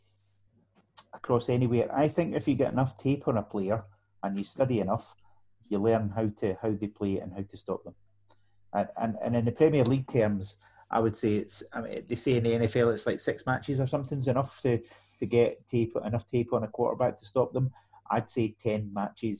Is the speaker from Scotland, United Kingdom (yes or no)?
yes; Scotland, United Kingdom; I'm Scottish.